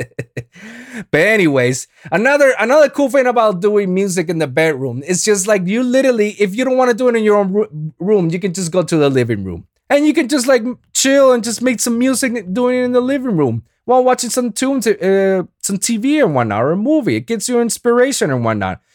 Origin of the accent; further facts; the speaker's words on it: Puerto Rico; first language Spanish; English is a second language; I'm Boricua, man. I, I'm, I'm, Spanish is my first language